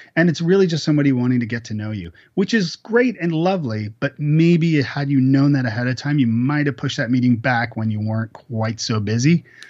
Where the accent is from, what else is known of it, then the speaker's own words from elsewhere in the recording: Canada; now in Nashville, United States; I'm actually Canadian